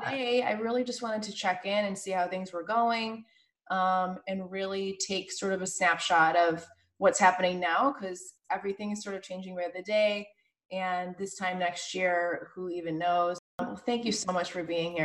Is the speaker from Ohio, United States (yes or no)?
no; Chicago, Illinois, United States; now in Los Angeles, United States; I'm from Chicago